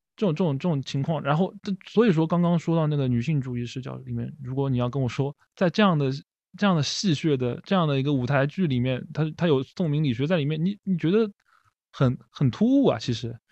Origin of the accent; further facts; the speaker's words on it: Shanghai, China; 作为上海人